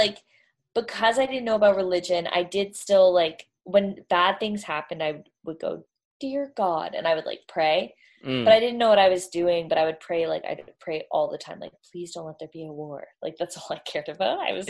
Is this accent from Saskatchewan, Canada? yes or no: no; Toronto, Ontario, Canada; Toronto's East Coast. Yeah. We call ourselves East Coast.